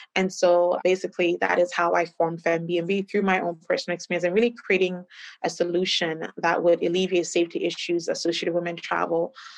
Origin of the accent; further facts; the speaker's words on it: Canada; also born or lived in Ghana; I'm originally from Ghana. I grew up in Canada